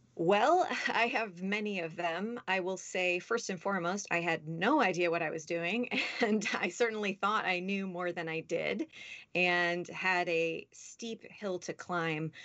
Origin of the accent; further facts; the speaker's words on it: Los Angeles, California, United States; also born or lived in Boston / Washington, D.C. / New York City; I grew up here in Los Angeles, and by here, I mean where I'm sitting in this moment